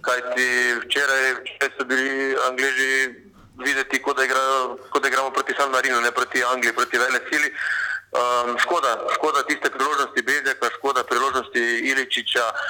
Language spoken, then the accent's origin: Slovenian; Maribor, Slovenia; moved away as an adult; now in Ljubljana, Slovenia; sem iz Maribora